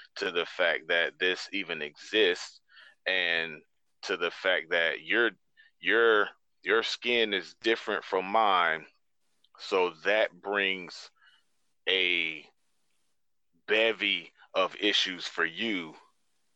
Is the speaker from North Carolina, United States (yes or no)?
yes; High Point, North Carolina, United States; moved away; I'm from High Point